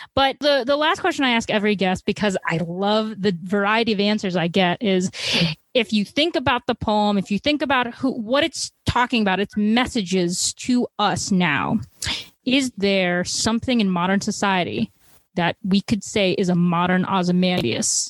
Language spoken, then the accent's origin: English; Chicago, Illinois, United States; I'm from Chicago, and I'd like to think we're like a big media producing place